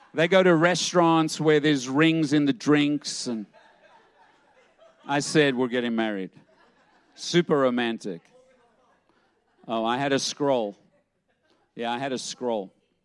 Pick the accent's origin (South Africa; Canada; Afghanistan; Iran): South Africa; And I had a thicker accent. You know, I'm from South Africa. That's gone too. It's watered down, yes. Yeah, it's blended.